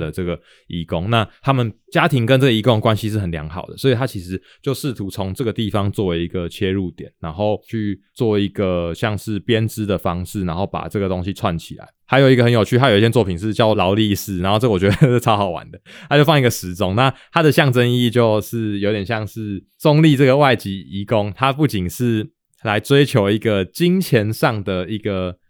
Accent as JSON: {"language": "Chinese", "region": "Taoyuan", "country": "Taiwan", "tie": "born or raised there", "moved": "yes", "said": "我自己是在桃园出生的，所以哦。我几乎每一年都会回去至少一次"}